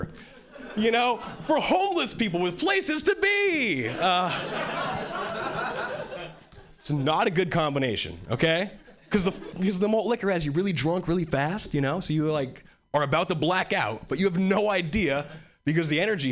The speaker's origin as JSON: {"language": "English", "region": "Hawaii", "country": "United States", "tie": "born or raised there", "moved": "as an adult", "lives_now": "Boston, United States", "said": "I was born and raised in Hawaii. And three years ago, I moved"}